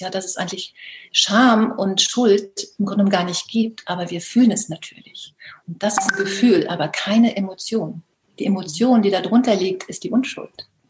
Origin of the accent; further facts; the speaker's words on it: Baltic coast, Germany; moved away; zurzeit habe ich das große Glück, im ähm, Norden zu leben, an der Ostsee meiner alten Heimat